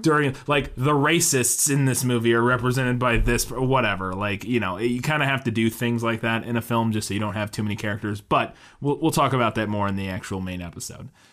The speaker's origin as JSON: {"language": "English", "town": "Florissant", "region": "Missouri", "country": "United States", "tie": "born or raised there", "moved": "yes", "said": "I'm from Florissant originally, uh, and Hazelwood is right across, they were our, uh, Hazelwood was one of my, my high school's rival high school"}